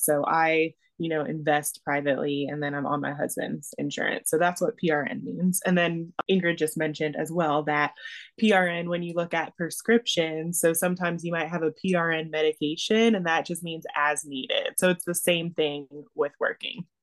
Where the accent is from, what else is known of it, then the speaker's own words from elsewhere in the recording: Georgia, United States; first language English; moved away as an adult; moved back to Georgia, which is my home state.